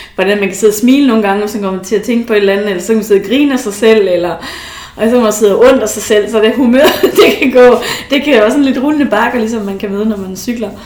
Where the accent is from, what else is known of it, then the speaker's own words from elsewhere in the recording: Esbjerg, Southern Denmark, Denmark; now in Aalborg, Denmark; det er jo det, jeg kalder hjem. Det er jo Esbjerg, men selvom jeg bor i Aalborg, så er det jo også et hjem